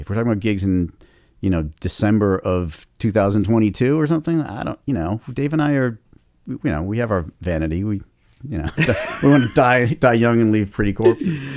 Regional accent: Boston, Massachusetts, United States; my hometown

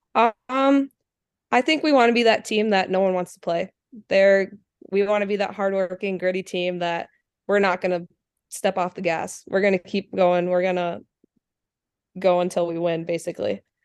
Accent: Anoka, Minnesota, United States; also born or lived in Andover, Minnesota; I live in Andover, but I grew up in the Anoka community

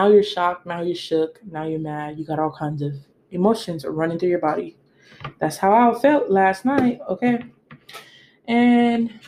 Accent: United States; I was born in American and I've been in America for a couple of generations

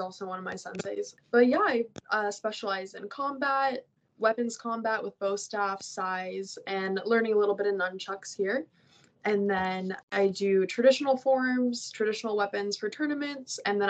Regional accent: Orlando, Florida, United States; I am from Orlando, Florida.

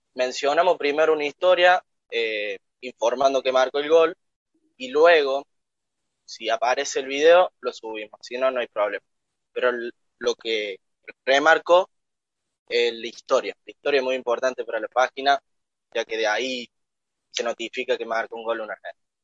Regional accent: La Tordilla, Córdoba, Argentina; accent: cordobés; Soy de un pueblito llamado La Tordilla, a 19 kilómetros de Arroyito

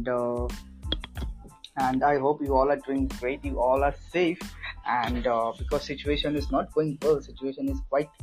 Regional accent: West Bengal, India; I'm from India in West Bengal.

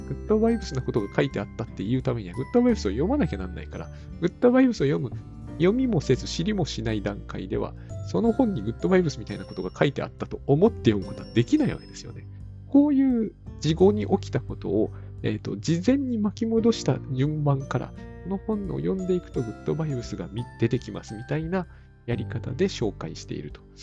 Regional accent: Sendai, Miyagi, Japan; moved away; 私の実家だって仙台ですから、同じ東北なんだけど

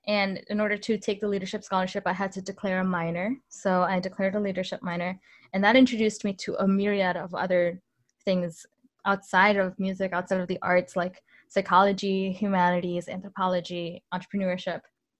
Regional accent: Illinois, United States; also born or lived in Mexico; So I grew up in Northern Illinois. I moved around a lot when I was really young. I went to 8 different schools by the time I was in 8th grade, just to give you an idea. And some of those schools were in Mexico.

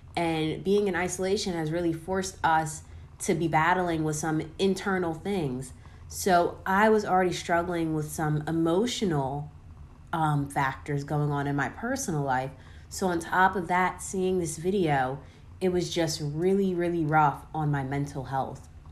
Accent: Aston, Pennsylvania, United States; born or raised there

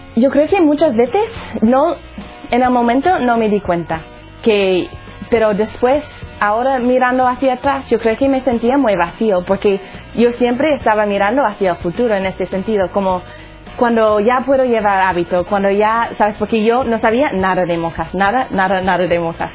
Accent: Colorado, United States; Spanish is a second language; moved away; Soy de los Estados Unidos, un sitio se llama Colorado.

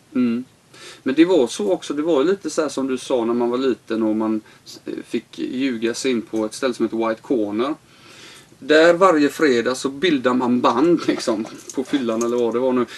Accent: Sweden; also born or lived in Los Angeles, United States

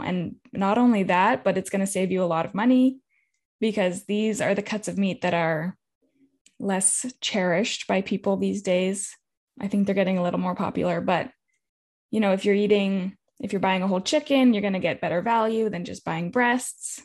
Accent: California, United States; I'm from California. I grew up in a drought

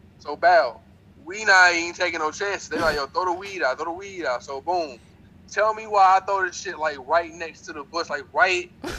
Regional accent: North Carolina, United States; I'm from North Carolina now.

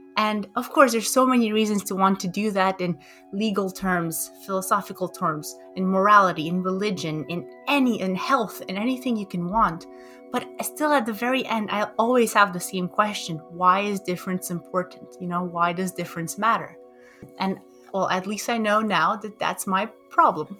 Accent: Romania; moved away; also born or lived in Montreal, Canada; that's where I grew up in Romania

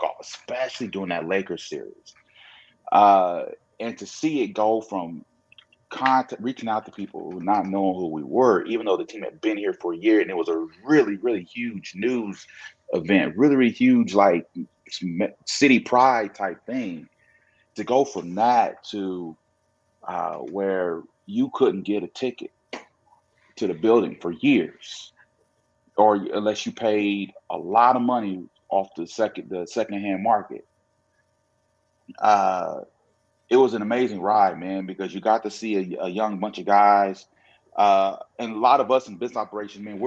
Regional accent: Oklahoma City, Oklahoma, United States; as an Oklahoma City native

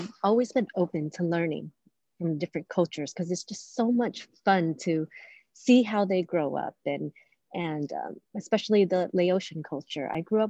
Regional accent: United States; I was born here in the United States and I struggle between, am I Vietnamese, am I American?

